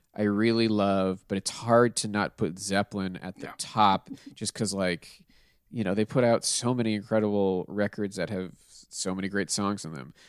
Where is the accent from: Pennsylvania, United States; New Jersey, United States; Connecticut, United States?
Pennsylvania, United States; Pittsburgh; I'm from Pittsburgh, so it would have been from uh, the the chain that we have there called Giant Eagle